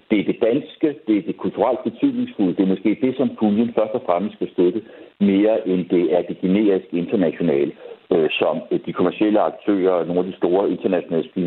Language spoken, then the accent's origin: Danish; Denmark